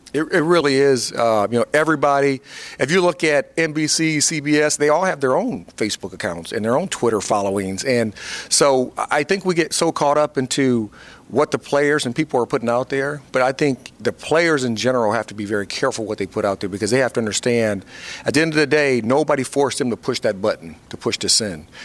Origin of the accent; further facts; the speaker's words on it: Fort Wayne, Indiana, United States; moved away as an adult; I had my own foundation uh, in my hometown in Fort Wayne, Indiana